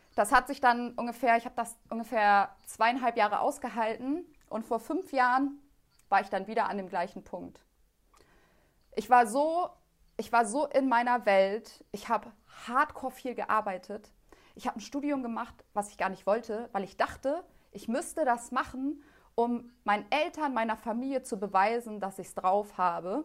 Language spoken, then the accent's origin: German; Germany; weil ich bin als Einzige so in Deutschland aufgewachsen, so abgeschottet von dem Rest.